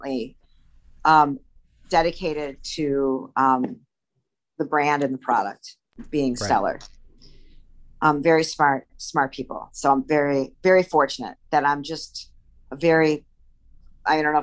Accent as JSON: {"language": "English", "region": "Illinois", "country": "United States", "tie": "born or raised there", "said": "I'm a Midwest girl"}